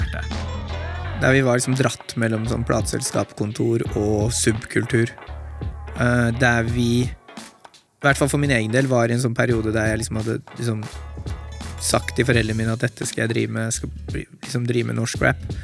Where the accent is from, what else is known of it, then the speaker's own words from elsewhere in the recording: Norway; vi som nordmenn med innvandrerbakgrunn